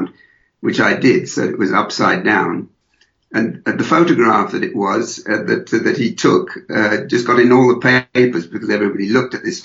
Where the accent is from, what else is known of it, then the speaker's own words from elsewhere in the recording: Birmingham, West Midlands, United Kingdom; first language English; moved away as an adult; also born or lived in London / Paris; now in Berlin, Germany; I come from England originally. I was born and brought up in Birmingham